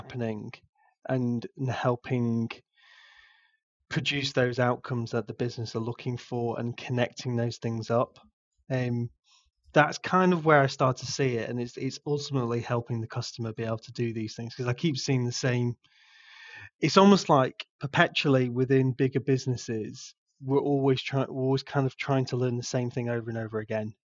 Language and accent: English; England, United Kingdom; I'm so English